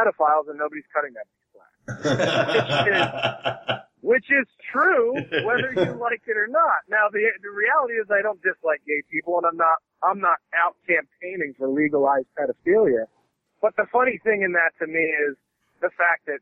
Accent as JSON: {"language": "English", "town": "Philadelphia", "region": "Pennsylvania", "country": "United States", "tie": "born or raised there", "moved": "as an adult", "lives_now": "Los Angeles, United States", "said": "I grew up in South Philly"}